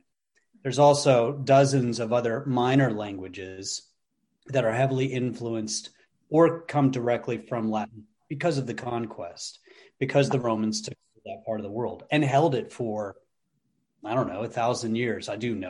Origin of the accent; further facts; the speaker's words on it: England, United Kingdom; born there; also born or lived in Netherlands; I grew up in Europe. I was born in England, and my parents were either in the military or missionaries to the military for 2 decades.